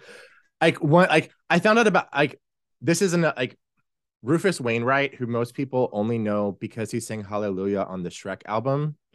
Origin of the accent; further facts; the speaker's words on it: Texas, United States; growing up in Texas